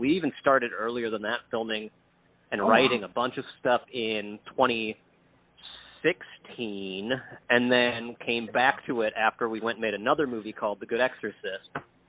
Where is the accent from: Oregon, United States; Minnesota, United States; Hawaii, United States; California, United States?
Minnesota, United States; Minneapolis; We're from Minneapolis area, like the suburbs of Minneapolis